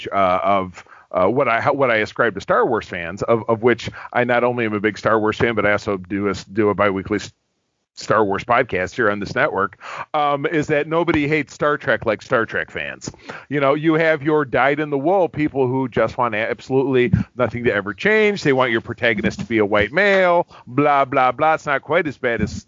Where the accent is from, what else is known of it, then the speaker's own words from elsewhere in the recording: Detroit, Michigan, United States; I'm from Detroit, Michigan